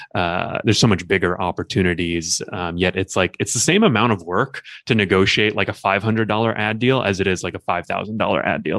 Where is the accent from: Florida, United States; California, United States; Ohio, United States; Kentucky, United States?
California, United States; Los Angeles; also born or lived in Newport Beach / Long Beach; I grew up in Los Angeles, and I currently live in L A.